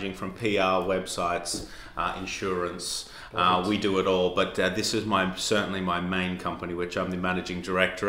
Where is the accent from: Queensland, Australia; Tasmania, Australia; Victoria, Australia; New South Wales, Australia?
New South Wales, Australia; Armidale; accent: Australian; moved away as an adult; now in London, United Kingdom; I'm from Australia, as you can tell from my accent, and I started in the outback in Australia, a place called Armidale.